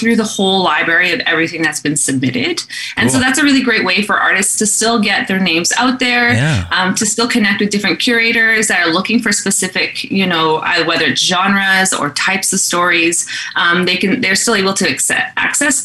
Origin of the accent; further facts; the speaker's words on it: Garden Hill, Manitoba, Canada; I'm from Garden Hill First Nation. Oh, yeah. It's in northern Manitoba